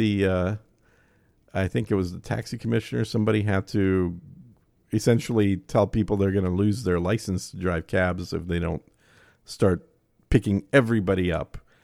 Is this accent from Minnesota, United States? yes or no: yes; Bloomington, Minnesota, United States; moved away as an adult; also born or lived in Eden Prairie / Dallas; now in Austin, United States; I grew up in Bloomington and then went to Minneapolis proper and then out to a place called Eden Prairie